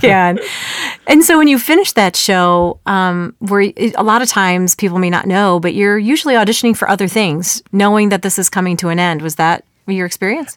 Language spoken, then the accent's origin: English; Chicago suburbs, Illinois, United States; moved away as an adult; also born or lived in Texas; We found out we were both born and raised in the Chicago suburbs